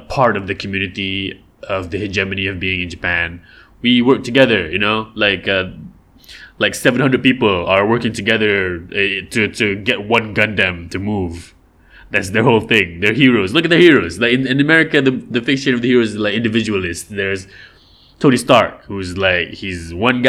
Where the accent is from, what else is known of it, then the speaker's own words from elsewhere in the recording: Malaysia; over here, we're supposed to, the Rojak thing is supposed to be our thing. The Gotong Royong thing is supposed to be our deal.